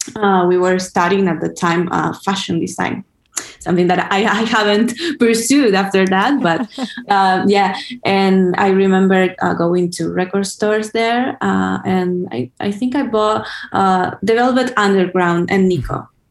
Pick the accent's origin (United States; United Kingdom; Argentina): Argentina; Buenos Aires; I'm from Buenos Aires actually, but I've been uh, in LA since